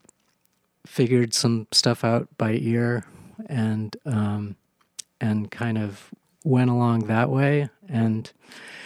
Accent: Marblehead, Massachusetts, United States; I grew up on the East Coast in a town called Marblehead, Massachusetts.

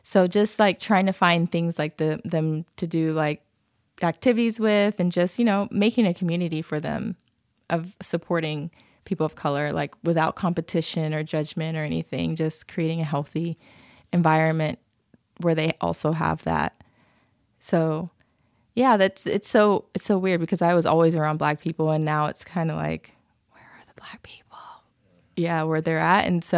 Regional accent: Okinawa, Japan; born there; I used to lie about where I was born because I was born in Okinawa. I would lie and say I was born in Ohio, which is way less cool than Okinawa

